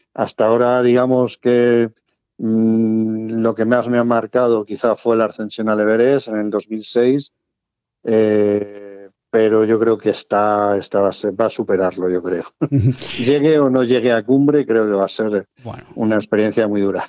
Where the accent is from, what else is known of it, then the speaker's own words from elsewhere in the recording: Madrid, Community of Madrid, Spain; moved away as an adult; now in Cartagena, Spain; Nací en Madrid, por cuestión de trabajo aprobé las oposiciones de bombero en Cartagena y bueno, pues ya está, llevo ya viviendo 34 o 35 años en Cartagena